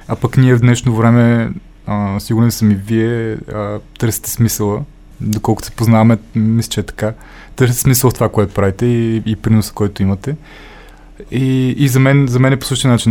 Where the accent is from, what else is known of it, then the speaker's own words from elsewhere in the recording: Stara Zagora, Stara Zagora Province, Bulgaria; moved away; Аз съм от Стара Загора, нали, там съм живял